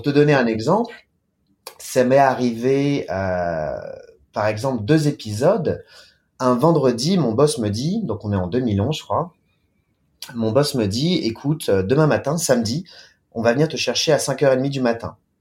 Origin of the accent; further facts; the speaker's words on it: France; moved away as an adult; also born or lived in Beijing, China / Shanghai, China; now in China; en tant que Français, en tant que Latin